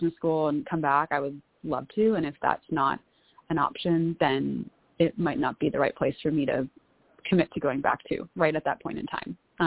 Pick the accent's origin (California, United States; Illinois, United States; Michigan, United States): California, United States; San Diego; moved away as an adult; also born or lived in Bay Area, California / Los Angeles / Breckenridge / Chicago area; now in Austin, United States; I grew up in San Diego, went to school in the Bay Area, California, then lived in LA for a couple years